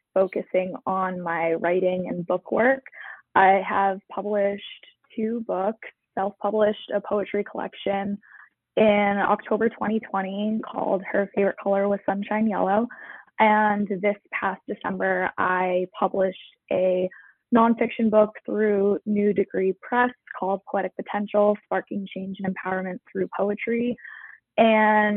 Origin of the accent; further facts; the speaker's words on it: Massachusetts, United States; I am a native Masshole.